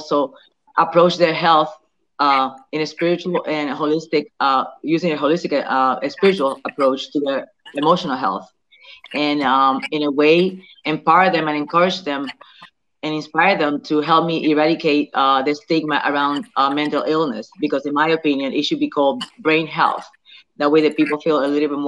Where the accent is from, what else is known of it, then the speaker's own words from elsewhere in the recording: Patillas, Puerto Rico; also born or lived in New York / Philadelphia; now in Delaware, United States; I am originally from Patillas, Puerto Rico, south side of the island. I reside in New York, Philadelphia, and I recently moved to Delaware.